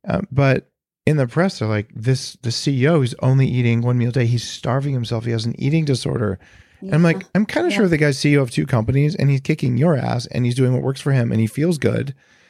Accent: Silicon Valley, California, United States; But I know I'm from Silicon Valley.

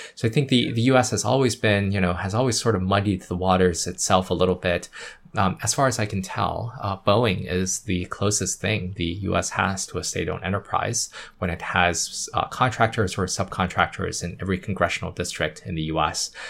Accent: Yunnan, China; moved away; I was born in Yunnan

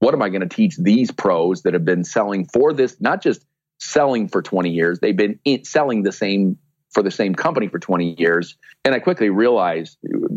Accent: Sioux City, Iowa, United States; in my hometown in Sioux City, Iowa, which is where I am right now

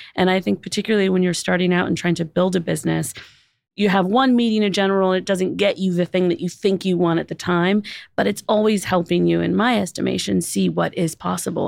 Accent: Los Angeles, California, United States; I grew up in Los Angeles

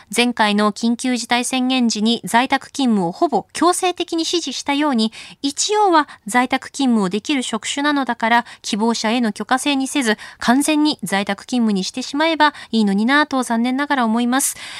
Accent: Akita, Japan; moved away; 私も秋田の出身

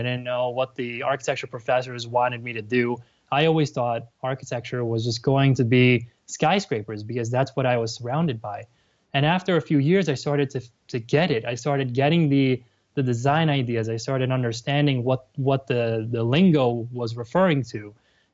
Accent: New York City, New York, United States; I was born and raised in New York City

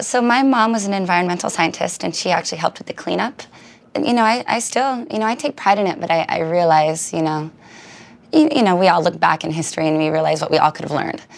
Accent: Richland, Washington, United States; the B 52 bomber is named after my hometown

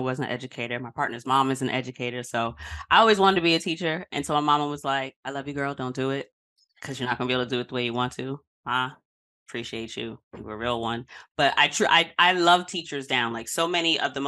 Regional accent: New York City, New York, United States; I'm a Queens girl from South Side

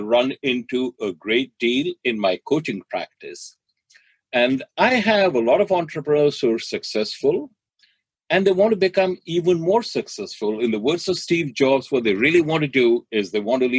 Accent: Delhi, India; now in United States; I grew up in Delhi

